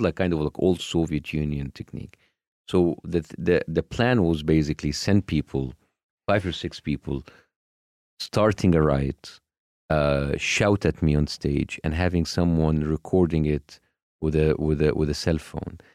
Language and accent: English; Cairo, Cairo Governorate, Egypt; I was born in Cairo, born to a middle class family